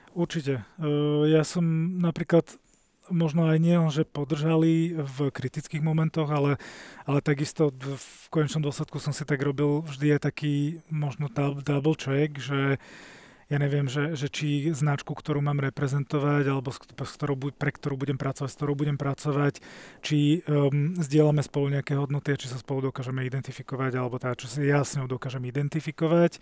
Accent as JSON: {"language": "Slovak", "town": "Bratislava", "region": "Bratislava Region", "country": "Slovakia", "tie": "born or raised there", "said": "vyrastal som v blízkosti Račianského mýta v Bratislave"}